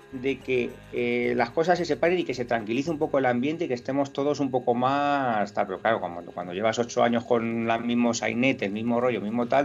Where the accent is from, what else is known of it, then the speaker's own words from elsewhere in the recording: Catalonia, Spain; me molesta como madridista, me molesta como español, porque mm, yo, yo entiendo que mi sensibilidad no es la única